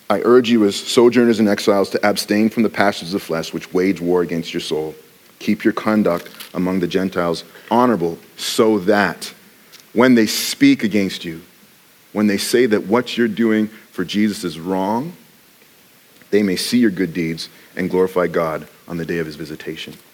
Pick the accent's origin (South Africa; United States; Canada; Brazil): Canada; So, yes, I'm Canadian, but I actually have